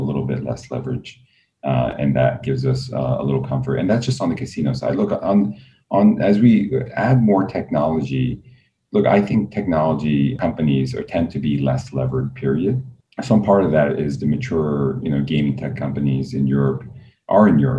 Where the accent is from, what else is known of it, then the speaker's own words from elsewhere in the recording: New York City, New York, United States; I grew up in Queens